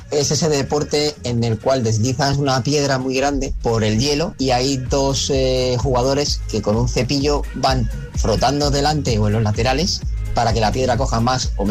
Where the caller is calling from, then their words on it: San Sebastián, Basque Country, Spain; No sé si he dicho que … de Donosti